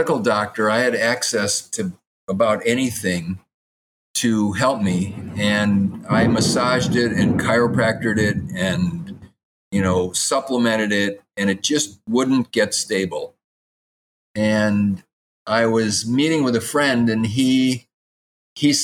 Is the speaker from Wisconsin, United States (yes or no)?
yes; Madison, Wisconsin, United States; I grew up in Madison, Wisconsin, and when I was 13 years old